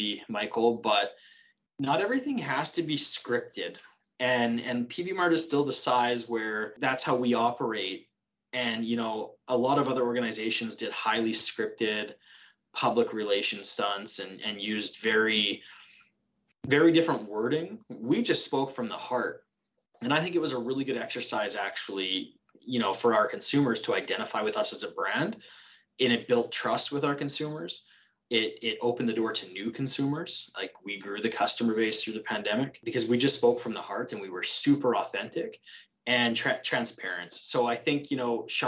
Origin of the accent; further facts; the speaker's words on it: Saskatchewan, Canada; moved away as an adult; also born or lived in Lacombe, Alberta; now in Red Deer, Canada; I'm not from here. I'm from Saskatchewan.